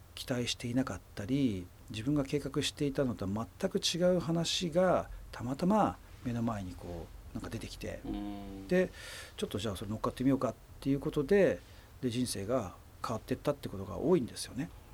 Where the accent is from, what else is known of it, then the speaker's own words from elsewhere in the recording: Chiba, Japan; 自分の地元の,、まあ、うん、あの千葉のね地元の人たち